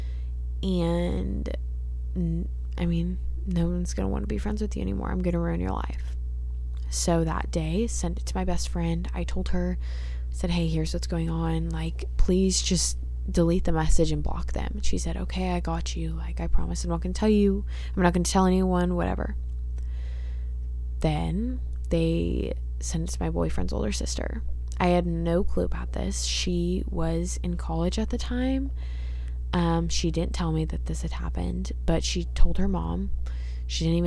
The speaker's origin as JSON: {"language": "English", "town": "Dallas", "region": "Texas", "country": "United States", "said": "I'm from Dallas"}